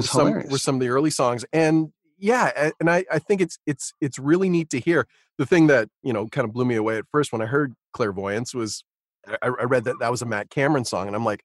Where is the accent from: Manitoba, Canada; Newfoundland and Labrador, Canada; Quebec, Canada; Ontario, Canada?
Ontario, Canada; Stouffville; I grew up in Stouffville.